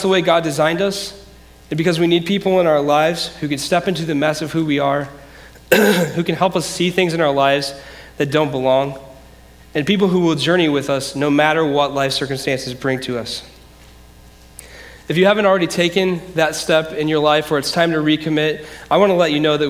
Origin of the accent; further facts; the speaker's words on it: Decatur, United States; also born or lived in Grand Rapids, Michigan; I grew up here in Decatur, but in 1998, I moved to Grand Rapids, Michigan